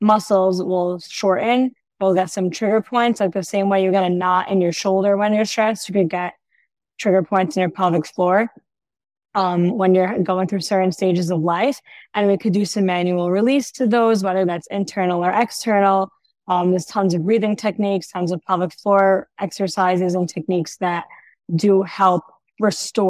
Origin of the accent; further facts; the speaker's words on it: New York City, New York, United States; now in Ra'anana, Israel; I'm originally from New York